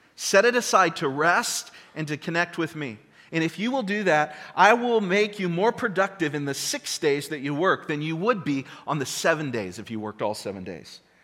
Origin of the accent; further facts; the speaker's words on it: United States; we're American